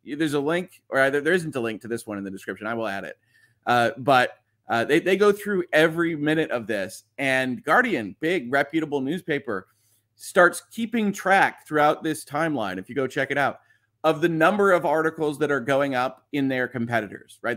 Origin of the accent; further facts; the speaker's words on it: United States; as an American